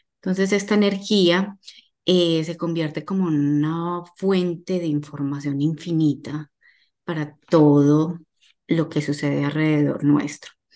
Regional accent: Medellín, Antioquia, Colombia; moved away as an adult; now in Miami, United States; Soy colombiana, nací en Medellín, eh, hace 15 años estoy radicada en la ciudad de Miami

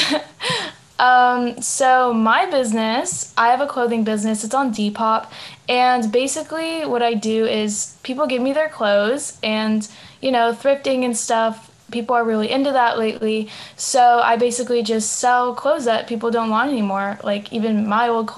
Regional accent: Los Angeles, California, United States; I'm 17 from LA.

